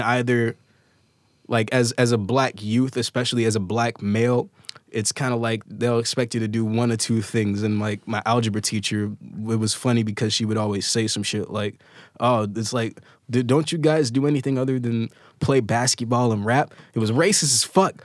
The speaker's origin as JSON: {"language": "English", "area": "Chicago South Suburbs", "region": "Illinois", "country": "United States", "tie": "born or raised there", "said": "I'm born in Chicago, like, raised in the South Suburbs"}